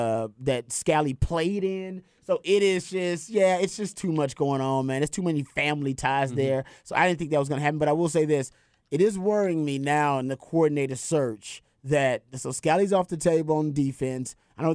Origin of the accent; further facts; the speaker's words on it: Texas, United States; now in Los Angeles, United States; My dad is there. I'm from Texas. I love that place.